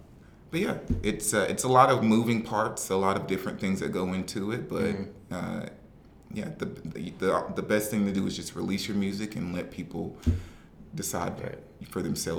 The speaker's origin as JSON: {"language": "English", "region": "the South", "country": "United States", "said": "I'm from the South."}